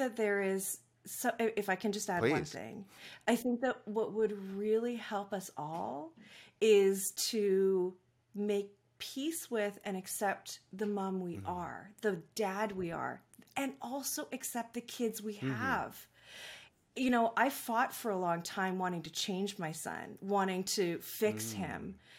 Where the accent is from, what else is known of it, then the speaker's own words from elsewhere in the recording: Vancouver, British Columbia, Canada; I grew up, I live in Vancouver, British Columbia, so nice. I'm Canadian. Born and raised here.